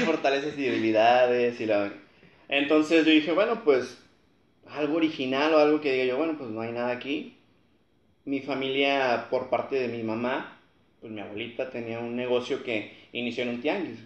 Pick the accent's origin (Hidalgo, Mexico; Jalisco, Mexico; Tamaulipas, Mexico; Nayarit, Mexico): Tamaulipas, Mexico; Matamoros; soy aquí de Matamoros también